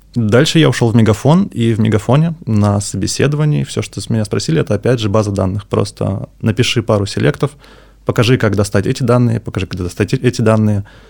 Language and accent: Russian; Yaroslavl, Yaroslavl Oblast, Russia; moved away as an adult; also born or lived in Moscow; now in Saint Petersburg, Russia; Сам я из Ярославля, потом учился, работал в Москве, и вот недавно перебрался в Питер